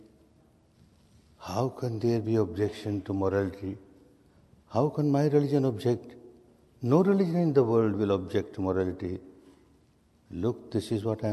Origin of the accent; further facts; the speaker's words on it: Myanmar; I was born and brought up in Burma in a very staunch, conservative, Sanatani family